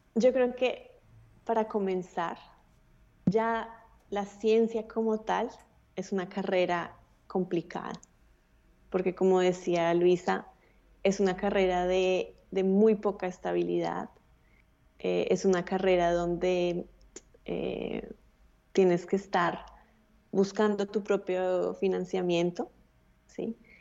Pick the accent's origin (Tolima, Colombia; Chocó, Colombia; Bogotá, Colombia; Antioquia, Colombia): Bogotá, Colombia; yo nací en Bogotá, eh, tuve, tuve acceso a una muy buena educación